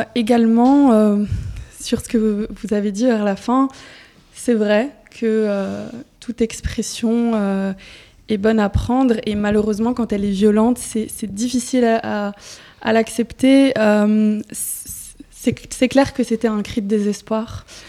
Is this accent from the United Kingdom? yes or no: no; Charleroi, Wallonia, Belgium; moi je viens de Charleroi